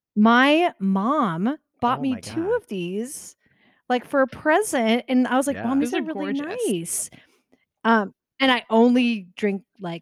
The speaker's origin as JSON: {"language": "English", "town": "Tucson", "region": "Arizona", "country": "United States", "tie": "born or raised there", "said": "I grew up in Tucson, Arizona, and there weren't basements."}